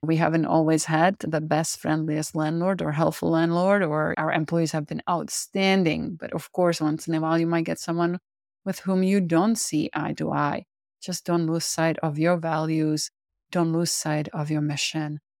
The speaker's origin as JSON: {"language": "English", "country": "Czechia", "second_language": "English", "moved": "as an adult", "lives_now": "United States", "said": "I am originally from the Czech Republic. I immigrated to the U S in nineteen ninety-seven"}